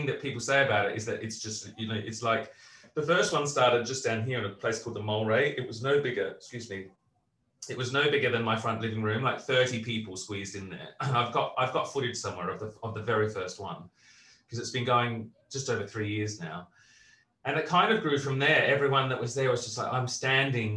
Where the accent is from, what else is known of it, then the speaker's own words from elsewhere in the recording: Australia; also born or lived in Britain; now in United Kingdom; I'm, as an Australian